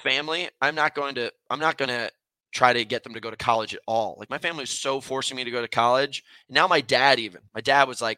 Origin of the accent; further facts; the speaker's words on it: United States; moved away; also born or lived in Connecticut / New York; My family, I'm from Connecticut and New York, and my dad's side of the family's in Detroit